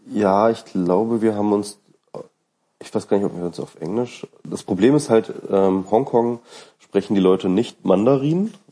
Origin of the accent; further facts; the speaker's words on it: East Germany, Germany; Als Ossi